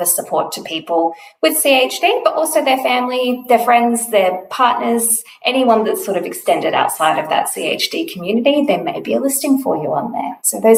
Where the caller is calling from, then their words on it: Melbourne, Victoria, Australia; I am coming to you from Nam on Wurundjeri land.